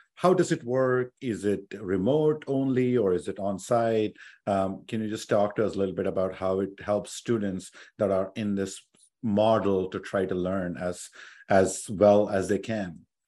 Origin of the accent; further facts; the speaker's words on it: India; English is a second language; moved away as an adult; I came from India